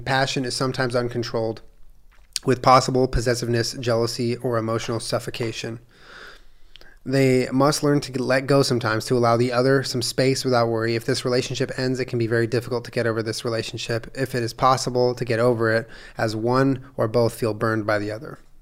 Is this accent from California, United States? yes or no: yes; Palo Alto, California, United States; I was born in Stanford, California, Palo Alto, California